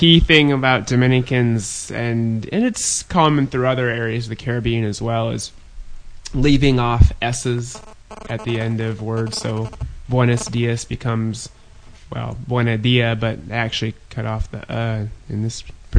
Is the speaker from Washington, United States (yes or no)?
yes; Whidbey Island, Washington, United States; I come from Whidbey Island